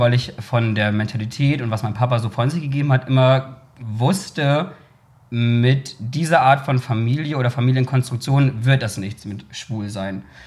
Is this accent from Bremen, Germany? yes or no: yes; Bremen, Germany; dazu bin ich ja sozusagen in Bremen irgendwie aufgewachsen und groß geworden